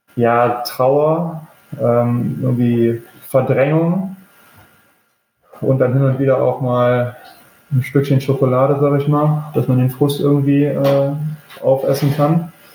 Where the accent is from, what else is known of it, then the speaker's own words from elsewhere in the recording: Düsseldorf, North Rhine-Westphalia, Germany; moved away as an adult; now in Norwich, United Kingdom; mein Jugendverein war in Düsseldorf, wo ich herkomme